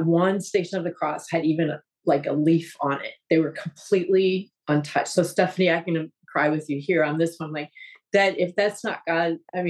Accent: Wisconsin, United States; now in Florida, United States; I grew up in Wisconsin, Catholic

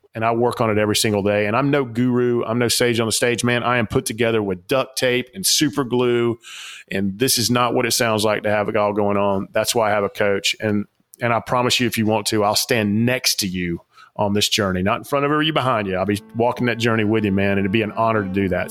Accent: Atlanta, Georgia, United States; I grew up in the South Atlanta, big Coca-Cola place

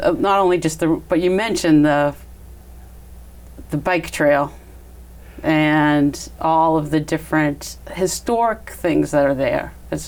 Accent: Lexington, Massachusetts, United States; also born or lived in Boston, Massachusetts / Westwood, Massachusetts; now in Franklin, United States; I grew up in Lexington, Massachusetts. My parents built a house there in the 50s, right after World War II.

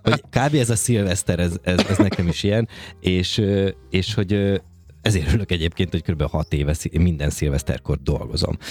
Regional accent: Békéscsaba, Békés, Hungary; now in Budapest, Hungary; én Békés Csabai vagyok

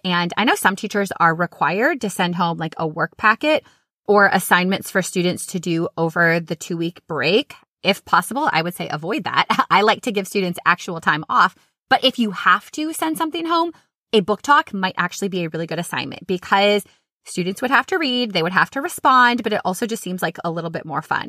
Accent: Minnesota, United States; now in Florida, United States; I grew up in Minnesota

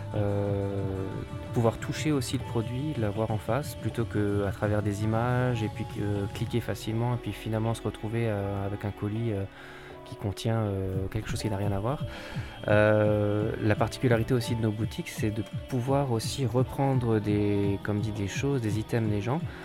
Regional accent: Colmar, Grand Est, France; je suis originaire de Colmar

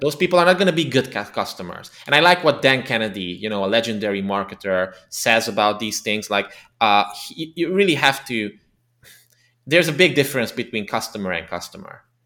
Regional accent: Transylvania, Romania; English is a second language; moved away as an adult; now in Budapest, Hungary; ethnically Hungarian, but I was born and raised in the Transylvania region of Romania

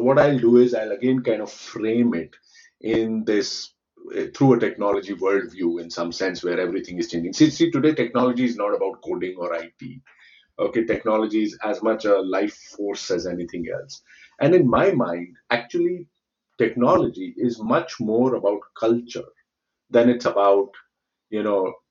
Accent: India; I come from India

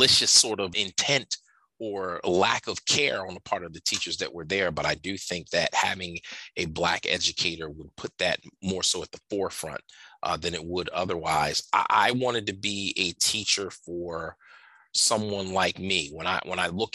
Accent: Camden, New Jersey, United States; I grew up in Camden, New Jersey. I teach in Camden, New Jersey.

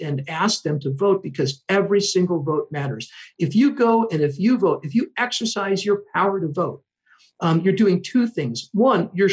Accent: Whitefish Bay, Wisconsin, United States; moved away as an adult; also born or lived in Philadelphia / Chicago; I grew up in the Milwaukee area. I grew up in Whitefish Bay, very privileged community

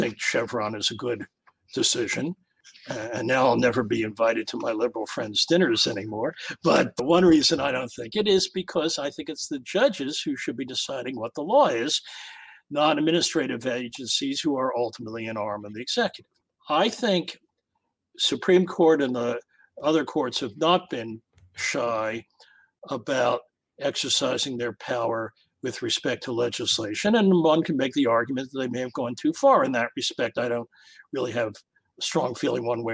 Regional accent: United States; as an American

